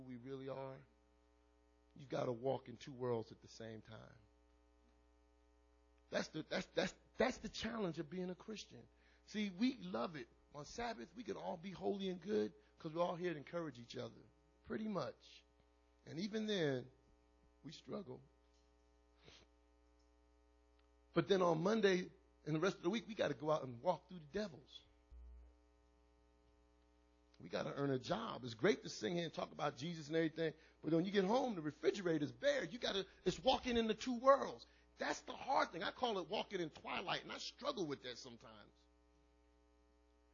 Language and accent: English; New York City, New York, United States; also born or lived in Brooklyn, New York; I was born in Brooklyn, raised in the Bronx.